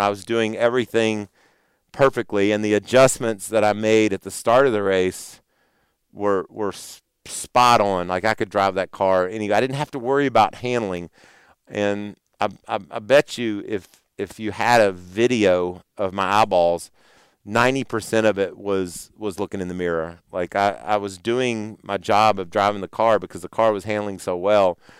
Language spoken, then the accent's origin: English; Owensboro, Kentucky, United States; Owensboro. That's my hometown